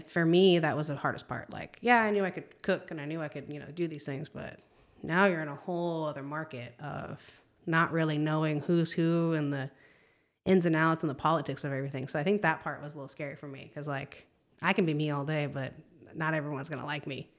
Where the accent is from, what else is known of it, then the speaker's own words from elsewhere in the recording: Palm Springs, California, United States; moved away as an adult; now in Texas, United States; moved out to Texas from California, 'cause I'm originally from California.